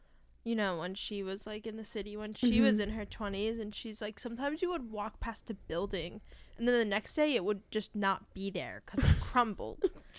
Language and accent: English; New York, United States; moved away; I'm deep Staten Island.